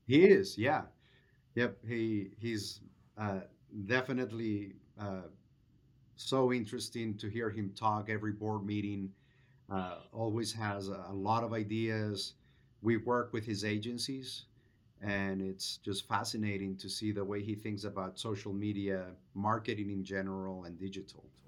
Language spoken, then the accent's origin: English; Venezuela; moved away as an adult; now in United States; I'm originally from Venezuela, came to the U S in two thousand three for graduate school, and have been here for about twenty years